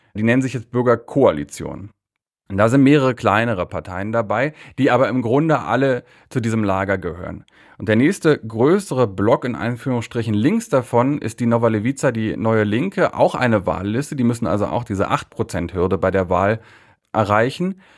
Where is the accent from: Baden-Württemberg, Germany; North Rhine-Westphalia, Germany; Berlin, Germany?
Berlin, Germany; moved away as an adult; now in Warsaw, Poland; Ich bin in Berlin aufgewachsen